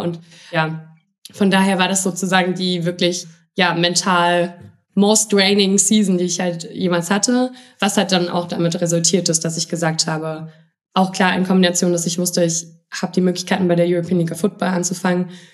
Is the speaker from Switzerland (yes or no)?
no; Jena, Thuringia, Germany; ich komme aus Jena, so, das ist so eine kleine Bubble, alles dort.